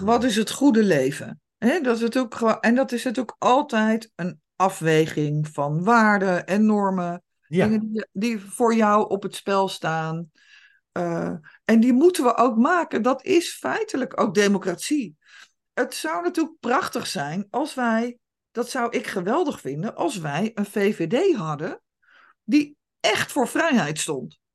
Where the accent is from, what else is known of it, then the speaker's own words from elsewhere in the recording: Netherlands; wij als Nederlanders